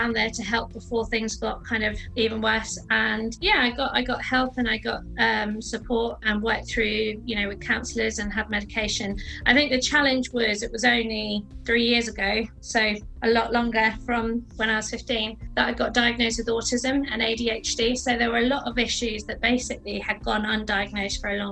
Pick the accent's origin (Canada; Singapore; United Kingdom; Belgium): United Kingdom; London; I grew up in South London with my family